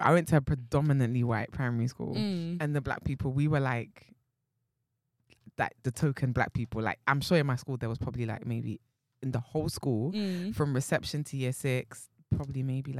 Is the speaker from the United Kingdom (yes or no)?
yes; London, United Kingdom; the side of North London that I grew up in wasn't diverse. It was either you were white, you were black, or you was Turkish.